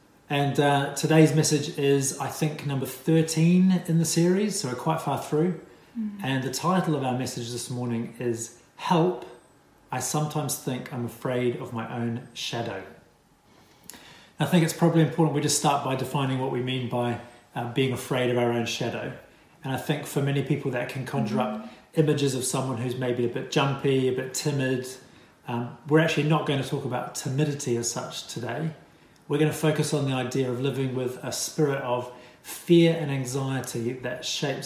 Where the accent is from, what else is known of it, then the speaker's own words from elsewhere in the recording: Wellington, New Zealand; moved away as an adult; now in London, United Kingdom; We moved to London in 2016 from my hometown of Wellington, New Zealand.